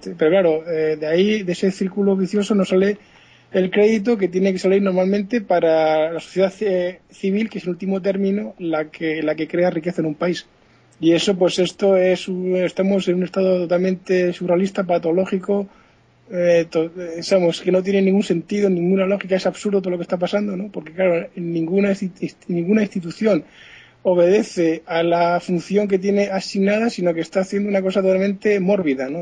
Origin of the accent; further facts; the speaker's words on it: Spain; somos latinos, españoles, tanto franceses como españoles